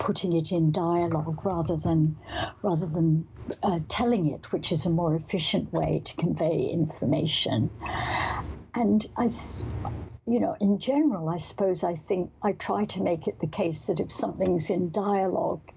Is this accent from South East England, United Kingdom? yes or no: no; Scotland, United Kingdom; Growing up in Scotland, although we weren't particularly religious